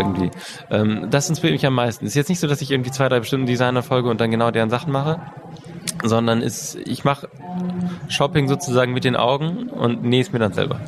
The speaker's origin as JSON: {"language": "German", "country": "Switzerland", "said": "Bei uns in der Schweiz"}